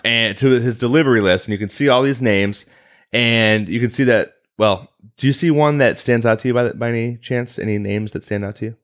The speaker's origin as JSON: {"language": "English", "town": "Chicago", "region": "Illinois", "country": "United States", "accent": "Chicago", "said": "I'm from the Chicagoland area"}